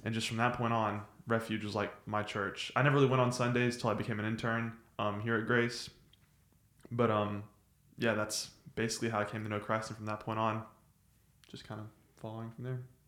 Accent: Nacogdoches, Texas, United States; I'm from Nacogdoches

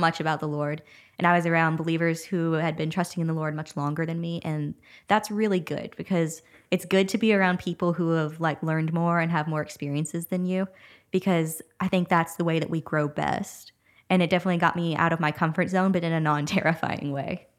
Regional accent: Huntington, Texas, United States; moved away as an adult; now in Nacogdoches, United States; my hometown, Huntington. It was about forty-five minutes or an hour away.

